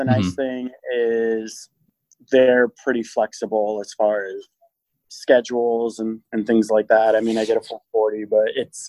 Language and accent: English; Banning, California, United States; now in Columbus, United States; I am from Banning, California, currently living in Columbus, Ohio.